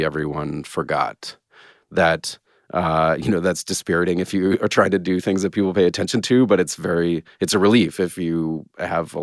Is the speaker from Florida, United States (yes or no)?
no; Atlanta, Georgia, United States; moved away; I grew up in Atlanta